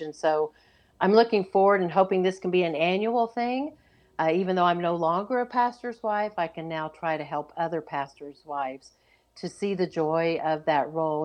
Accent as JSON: {"language": "English", "region": "Oklahoma", "country": "United States", "tie": "born or raised there", "said": "I grew up in Oklahoma"}